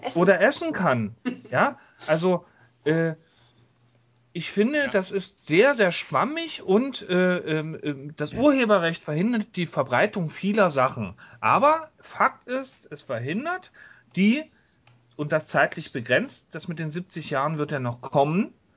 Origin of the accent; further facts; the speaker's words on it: East Germany, Germany; ich komme aus der DDR.